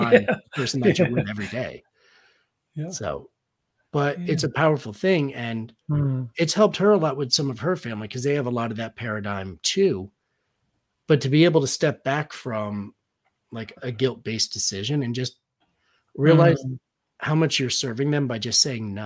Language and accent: English; Connecticut, United States; In my hometown, we have, it's a company called Levine's Automotive. They have like 20 locations in Connecticut.